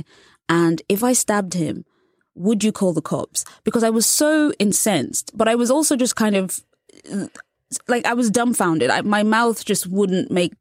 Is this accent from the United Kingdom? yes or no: yes; England, United Kingdom; I was born and raised in England and also I'm a journalist.